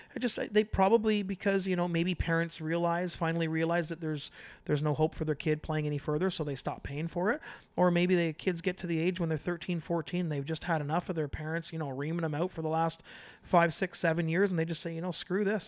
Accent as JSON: {"language": "English", "town": "Toronto", "region": "Ontario", "country": "Canada", "said": "I'm from Toronto"}